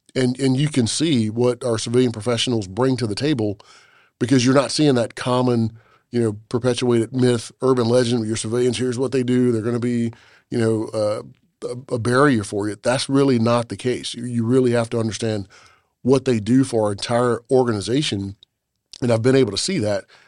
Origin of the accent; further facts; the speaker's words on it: South Carolina, United States; I'm from South Carolina.